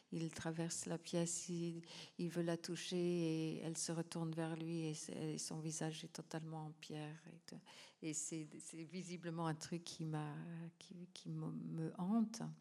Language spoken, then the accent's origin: French; Calgary, Alberta, Canada; moved away; also born or lived in New Hampshire, United States; c'est justement le sens du nom de ma ville natale dans une langue autochtone, Calgary.